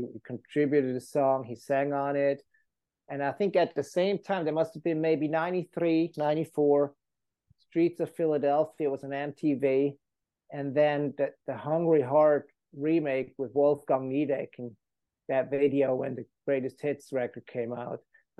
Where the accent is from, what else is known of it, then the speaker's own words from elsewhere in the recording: Switzerland; now in United States; I grew up in Switzerland, fell in love with American roots music of all kinds.